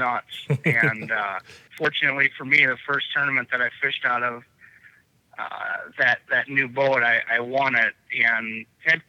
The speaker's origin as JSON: {"language": "English", "town": "Pewaukee", "region": "Wisconsin", "country": "United States", "tie": "born or raised there", "said": "I grew up on Pewaukee Lake"}